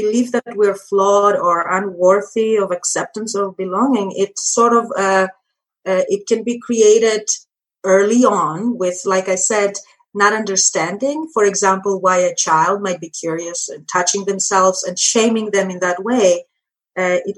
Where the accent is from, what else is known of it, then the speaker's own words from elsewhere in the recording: Greece; now in United States; I come from Greece, Europe.